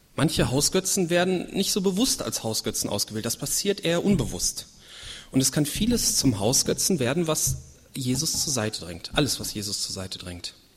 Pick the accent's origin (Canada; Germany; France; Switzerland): Germany; also born or lived in Leichlingen; hier bei uns in Deutschland